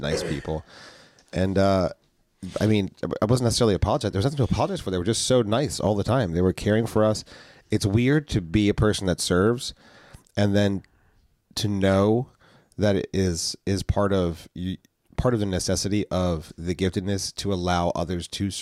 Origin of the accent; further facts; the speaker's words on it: New Jersey, United States; we're from South Jersey, and we're used to a ministry